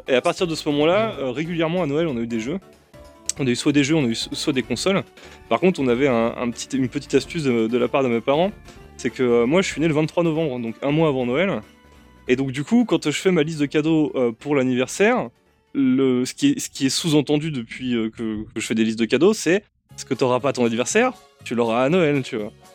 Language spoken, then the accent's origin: French; Saint-Arnoult-en-Yvelines, Île-de-France, France; now in Paris, France; j'ai grandi à, Saint-Arnaud en Yvelines et j'ai pas bougé de là-bas avant que je parte au lycée